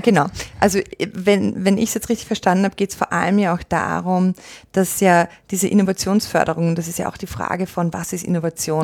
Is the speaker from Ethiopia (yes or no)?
no; Austria; also born or lived in Australia; gebürtige Australierin, aufgewachsen in Österreich. Das ist, wo ich herkomme